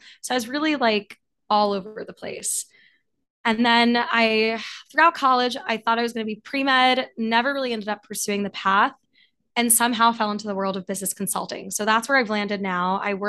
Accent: New York City, New York, United States; moved away as an adult; also born or lived in St. Louis, Missouri; I grew up in New York City and went to school for the Midwest, went to Washington University in St. Louis.

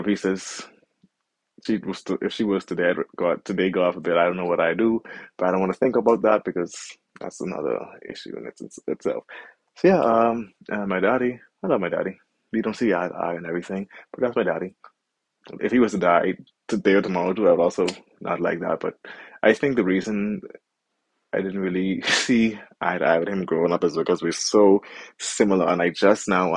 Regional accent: Bahamas; moved away as an adult; when I was growing up in the Bahamas and I was still living under her roof

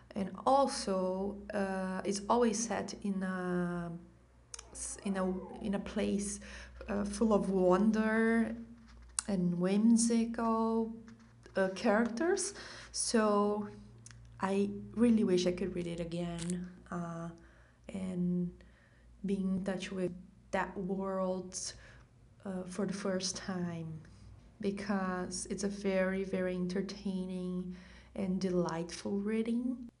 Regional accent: Brazil; I'm from Brazil.

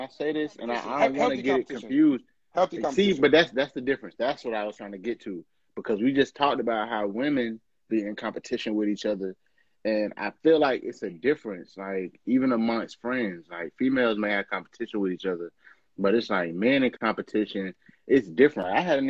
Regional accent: Atlanta, Georgia, United States; I'm from Atlanta. This nigga from New York.

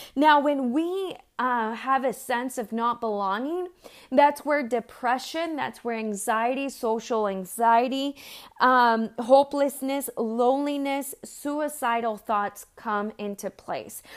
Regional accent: San Diego, California, United States; also born or lived in Mexico; where I grew up in San Diego

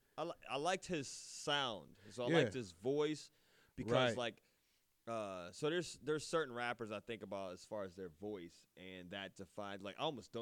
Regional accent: Akron, Ohio, United States; because I'm from Akron.

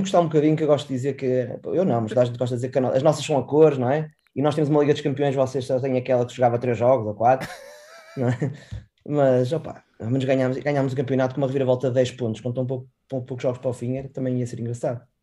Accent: Porto, Norte, Portugal; eu sou mesmo do Porto, Porto

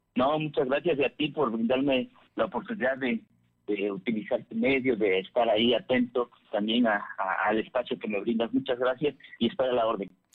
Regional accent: Ajalpan, Puebla, Mexico; por acá por mi tierra por la región de Ajalpan

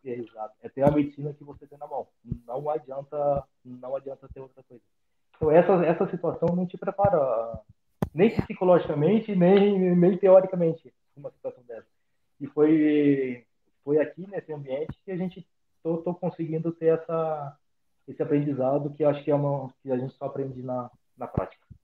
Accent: São José do Rio Preto, São Paulo, Brazil; moved away as an adult; also born or lived in Buenos Aires, Argentina / Jaú, São Paulo; a cidade natal é São José do Rio Preto.

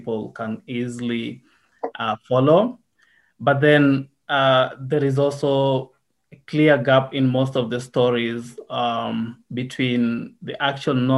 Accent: Nairobi, Kenya; also born or lived in Kenya-Uganda border countryside / Nakuru; I was born in Nairobi, spent a lot of my childhood here in Nairobi, but then went to the countryside on the border of Kenya and Uganda

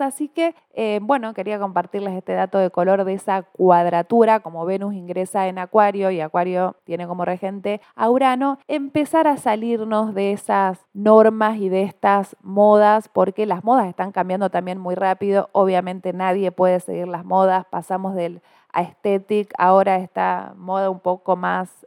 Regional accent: Argentina; no somos solamente los argentinos

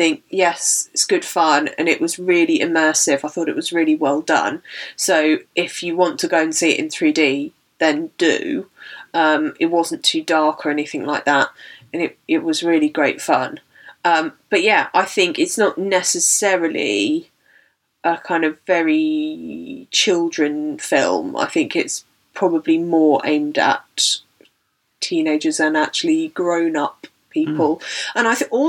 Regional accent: United Kingdom; we're British

